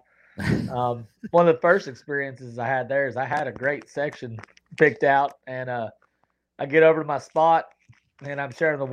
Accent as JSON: {"language": "English", "town": "Fort Worth", "region": "Texas", "country": "United States"}